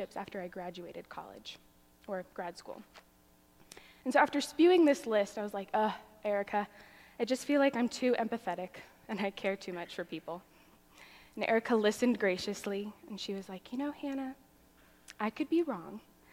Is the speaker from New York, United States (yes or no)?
no; Arizona, United States; I grew up in Arizona